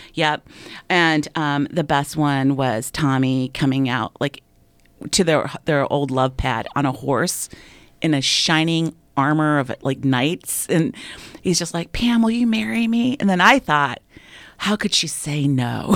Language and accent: English; United States; as an American girl